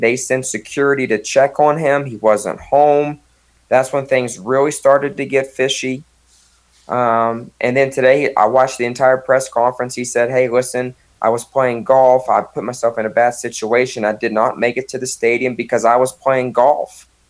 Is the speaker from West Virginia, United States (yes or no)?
yes; West Virginia, United States; growing up in West Virginia, my dad's from there